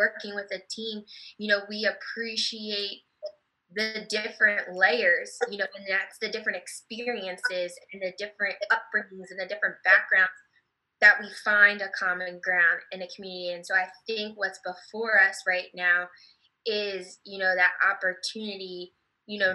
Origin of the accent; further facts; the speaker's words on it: New Jersey, United States; moved away as an adult; now in Texas, United States; now I've been living in Texas for 3 years and I'm from New Jersey.